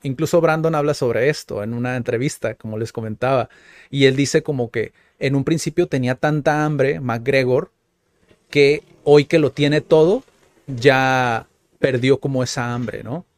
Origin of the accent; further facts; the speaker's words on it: Mexico; como mexicanos